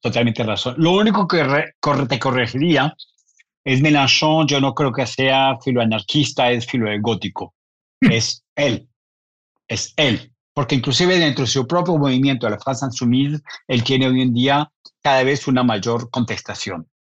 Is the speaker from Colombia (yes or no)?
yes; Colombia; nací en, en Colombia